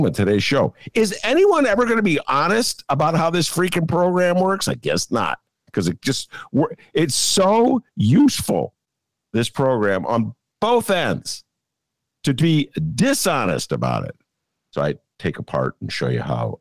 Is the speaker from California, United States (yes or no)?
no; Chicago, Illinois, United States; I'm a Chicagoan